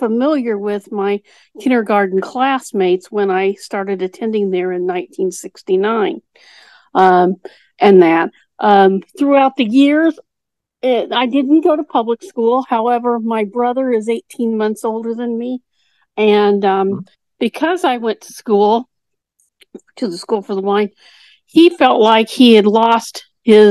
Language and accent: English; Indiana, United States; I'm actually from Indiana